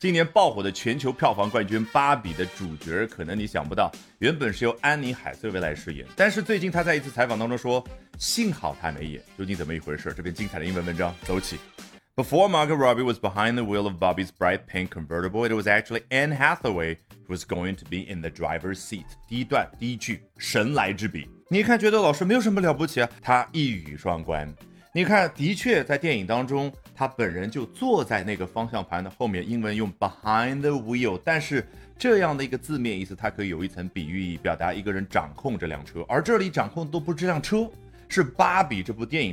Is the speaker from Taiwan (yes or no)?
no; China; 我们中国人